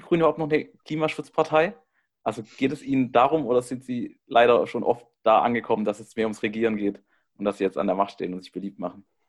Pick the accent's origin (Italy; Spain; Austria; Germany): Germany; Baden-Württemberg; moved away; ich komme eigentlich aus Baden-Württemberg